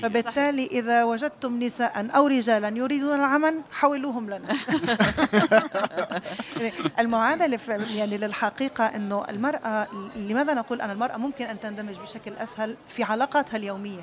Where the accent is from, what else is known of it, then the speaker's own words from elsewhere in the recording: Palestine; also born or lived in Tunisia; now in Canada; أنا كفلسطينية